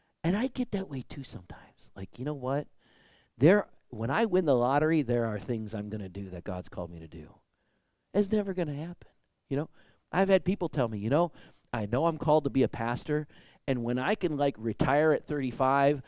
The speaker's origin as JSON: {"language": "English", "region": "Michigan", "country": "United States", "tie": "born or raised there", "said": "growing up in Michigan is all the really big leafy trees"}